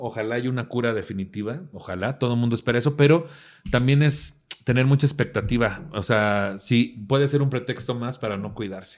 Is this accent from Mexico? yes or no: yes; Mexico; nuestras familias que somos mexicanos